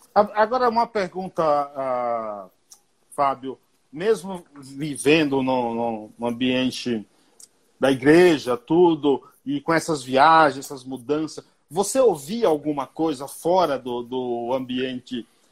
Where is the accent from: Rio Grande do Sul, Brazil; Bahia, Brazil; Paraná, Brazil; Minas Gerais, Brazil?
Bahia, Brazil; interior of; now in São Paulo, Brazil; E o sotaque, cara, é totalmente diferente da gente que é do interior da Bahia